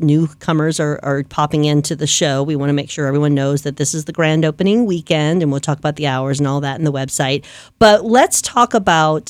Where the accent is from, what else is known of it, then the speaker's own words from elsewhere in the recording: New Orleans, Louisiana, United States; moved away; back when I was growing up in the New Orleans area